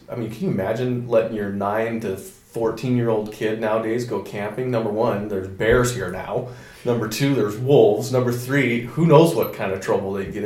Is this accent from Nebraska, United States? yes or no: no; Jackson, Wyoming, United States; Growing up in Jackson was fun